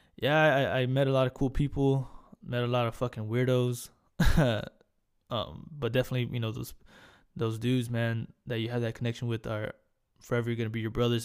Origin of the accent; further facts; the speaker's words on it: Corpus Christi, Texas, United States; accent: Hispanic; moved away as an adult; also born or lived in Hawaii; I, I grew up in Corpus. Um, stayed there pretty much my whole life.